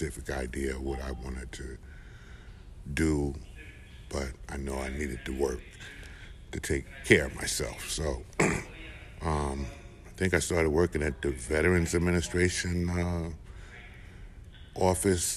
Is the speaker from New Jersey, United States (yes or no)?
yes; Newark, New Jersey, United States; I was born in Newark, New Jersey. I was raised there